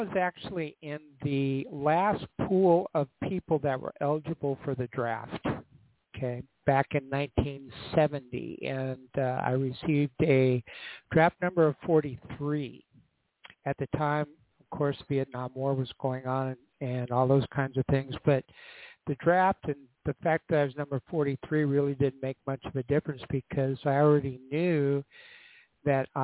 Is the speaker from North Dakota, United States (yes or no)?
yes; North Dakota, United States; moved away as an adult; I'm from North Dakota